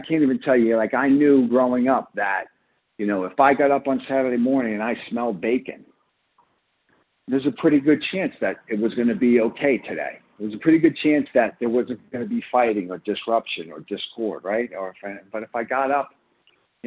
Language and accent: English; Long Island, New York, United States; I grew up in Long Island, and, you know, I grew up in a blue collar neighborhood